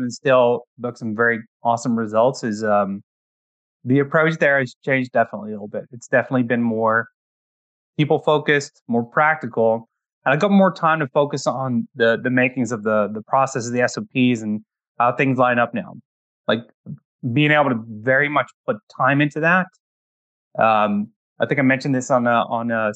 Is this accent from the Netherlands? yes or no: yes; Netherlands; English is a second language; moved away as an adult; now in Canada; I'm actually originally from the Netherlands